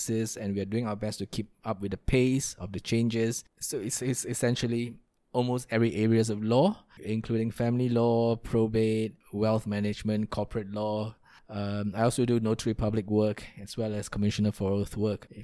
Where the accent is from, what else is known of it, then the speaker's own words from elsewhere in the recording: Kuantan, Pahang, Malaysia; I grew up in a small town in Malaysia called Kuantan. That is still home to me